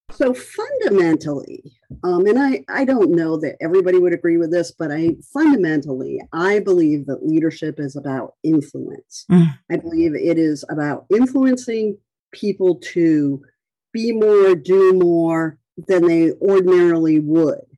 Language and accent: English; Rhode Island, United States; moved away; I had gone back to my hometown, and it's a really small town on the coast of Rhode Island